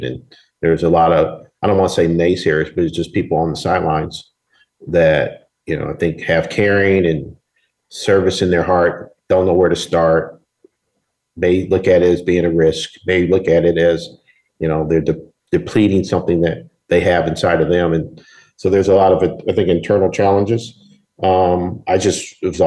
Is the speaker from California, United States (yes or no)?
yes; Berkeley, California, United States; I'm from Northern California, Berkeley area.